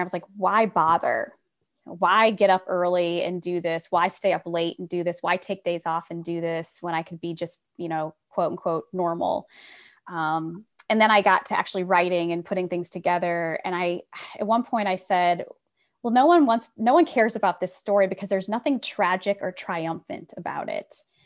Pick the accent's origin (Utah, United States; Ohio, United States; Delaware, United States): Ohio, United States; Republic; I grew up in Republic, Ohio, population six hundred